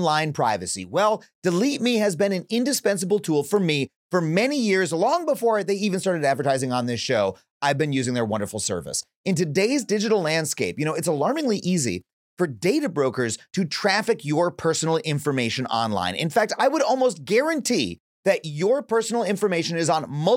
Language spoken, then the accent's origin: English; United States; I am an American. We are here in America